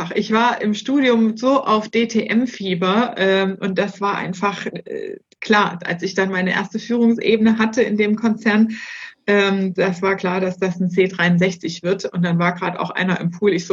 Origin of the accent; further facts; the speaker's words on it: Erfurt, Thuringia, Germany; Gebürtig komme ich aus Erfurt.